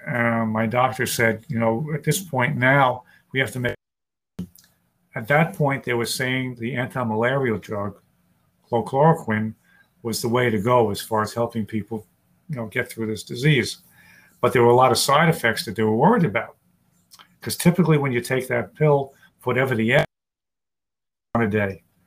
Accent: New York City, New York, United States; also born or lived in Long Island; was born and raised in New York City, and I live on Long Island right now

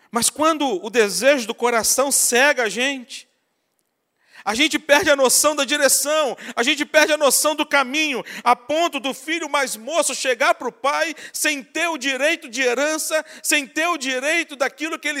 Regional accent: Espírito Santo, Brazil; now in Rio de Janeiro, Brazil; Eu que vim do Espírito Santo para o Rio de Janeiro, para andar aqui no Rio de Janeiro sem GPS, para mim era terrível.

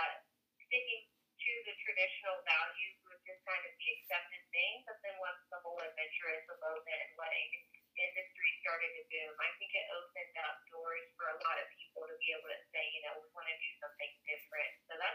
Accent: North Carolina, United States; also born or lived in Mexico; I'm actually North Carolina native.

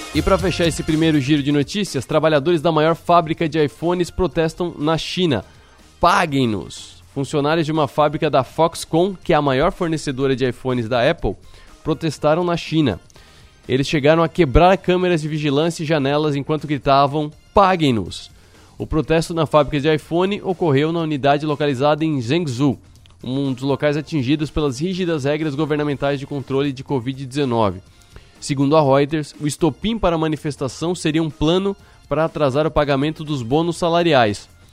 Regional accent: Brazil; somos brasileiros

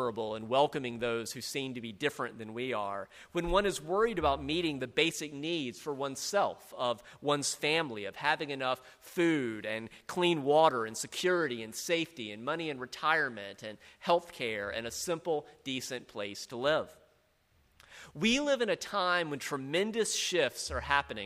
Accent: South Carolina, United States; I grew up in South Carolina, in a large Southern Baptist church

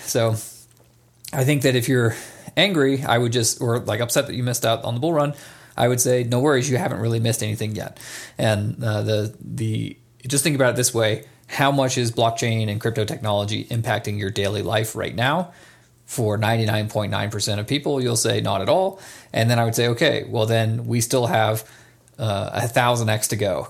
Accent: Atlanta, Georgia, United States; now in Nevada, United States; I grew up in Atlanta, Georgia

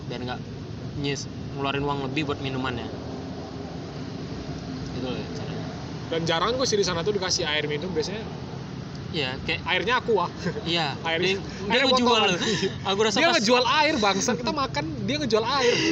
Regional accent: West Sumatra, Indonesia; moved away; ke Sumbar yeah. kayak ngerasa wih ini kampung aku

